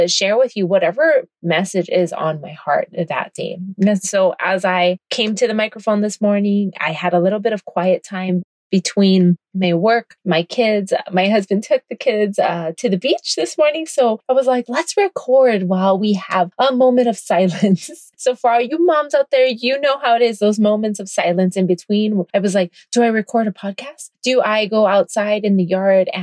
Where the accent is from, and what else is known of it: Kailua-Kona, Hawaii, United States; born or raised there